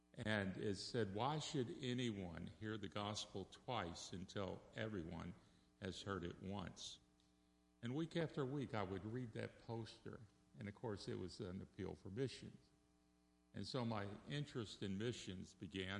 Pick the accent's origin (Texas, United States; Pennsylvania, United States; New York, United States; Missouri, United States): Texas, United States; Dallas; I grew up in Dallas, Texas at a Baptist church, Galilee Baptist.